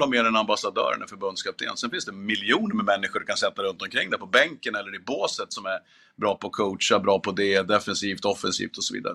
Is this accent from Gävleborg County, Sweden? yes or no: yes; Gävle, Gävleborg County, Sweden; när jag eh, växte upp. Jag är från Gävle från början